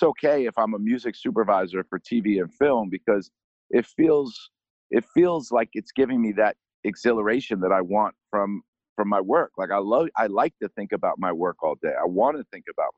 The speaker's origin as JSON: {"language": "English", "region": "New York", "country": "United States", "tie": "born or raised there", "said": "growing up in New York"}